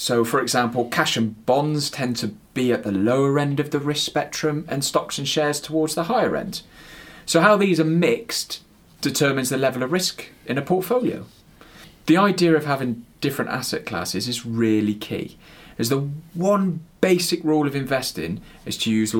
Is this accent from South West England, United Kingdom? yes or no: yes; West Country, South West England, United Kingdom; accent: West Country; that's my West Country accent coming through